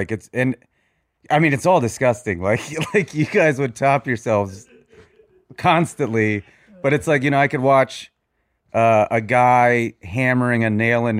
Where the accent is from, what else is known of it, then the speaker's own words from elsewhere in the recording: Plano, Texas, United States; also born or lived in Austin, Texas / Los Angeles; I grew up in Plano, Texas, which we can get into that later if you want. Heroin capital of the world.